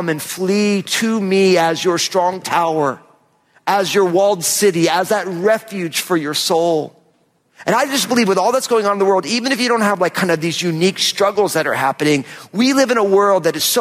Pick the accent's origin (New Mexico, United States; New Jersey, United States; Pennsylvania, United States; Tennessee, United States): New Jersey, United States; moved away; we lived in my home state of New Jersey